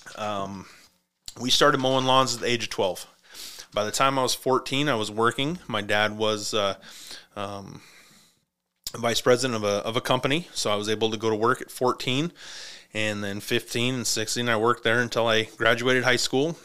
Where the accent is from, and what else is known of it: United States